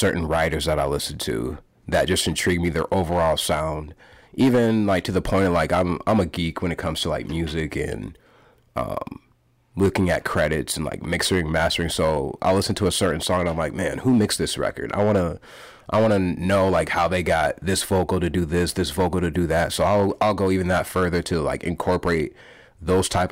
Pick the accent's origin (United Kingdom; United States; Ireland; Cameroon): United States; Waterloo, Iowa; also born or lived in Pocatello, Idaho; When I was one or two, moved to Waterloo, Iowa, Cedar Falls